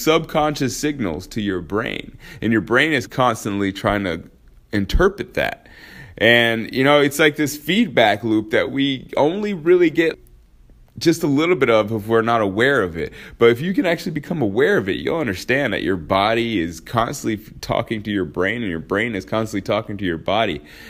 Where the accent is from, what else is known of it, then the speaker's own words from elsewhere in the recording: Alaska, United States; So that's why I say I grew up in Alaska, because that's where I started high school, was in Alaska.